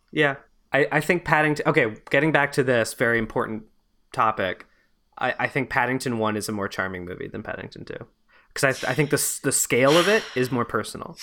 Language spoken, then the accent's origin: English; Montreal, Quebec, Canada; I grew up in, uh, Montreal